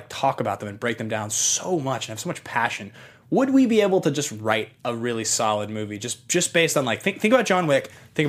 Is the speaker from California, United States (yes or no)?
no; Seattle, Washington, United States; I come from Seattle, like, pretty, like, white, middle-class, liberal family, and so I didn't grow up around, like, this type of situation